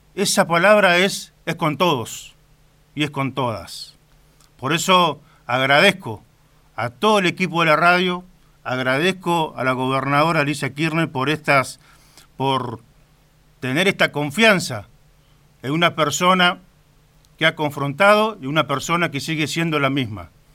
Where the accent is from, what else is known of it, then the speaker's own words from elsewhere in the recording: Caleta Olivia, Santa Cruz, Argentina; now in Río Gallegos, Argentina; He nacido en la ciudad de Río Gallegos y me he criado en la ciudad de Caleta, Olivia